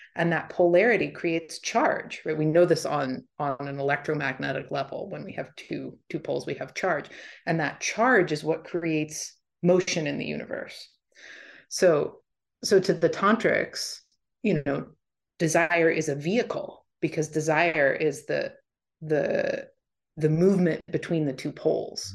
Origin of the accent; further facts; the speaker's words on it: D.C., East Coast, United States; I grew up on the East Coast, right outside D C